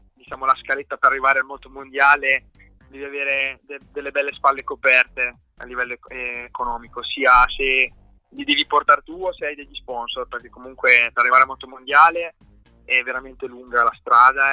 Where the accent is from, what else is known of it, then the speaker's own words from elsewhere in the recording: San Mauro Pascoli, Emilia-Romagna, Italy; c'è una pista qui a 5-6 minuti da casa mia che è San Mauro Mare